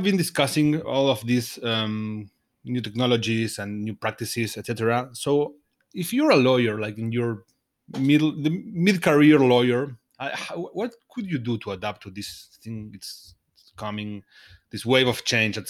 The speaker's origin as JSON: {"language": "English", "country": "Argentina", "said": "I am from Argentina"}